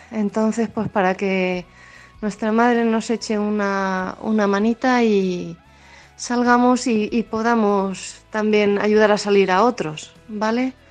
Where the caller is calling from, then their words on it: Ciudad Real, Castilla-La Mancha, Spain; Hola, buenas tardes. … de Ciudad Real.